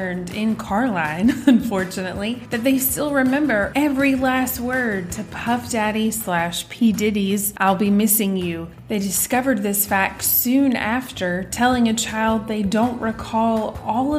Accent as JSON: {"language": "English", "town": "Greenville", "country": "United States", "tie": "born or raised there", "also_born_or_lived": "England", "said": "my hometown here in Greenville"}